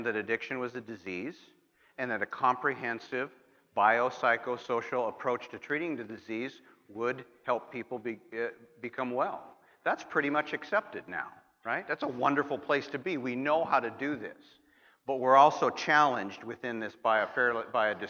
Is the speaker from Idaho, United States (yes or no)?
no; Montana, United States; My home state of Montana